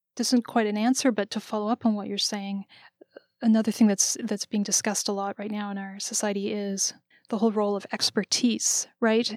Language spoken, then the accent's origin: English; Canada; now in United States; I was born and raised in Canada